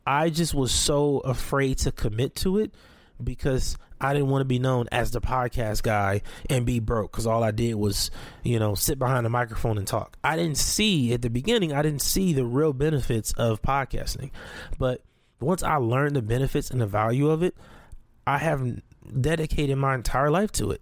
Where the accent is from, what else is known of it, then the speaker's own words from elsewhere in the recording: Compton, California, United States; also born or lived in Watts, Los Angeles / Long Beach / Carson; I grew up in Watson, Compton, and, and, and Long Beach, Carson